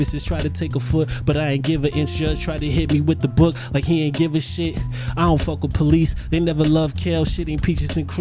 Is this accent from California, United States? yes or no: yes; Los Angeles, California, United States; I'm from Panorama City.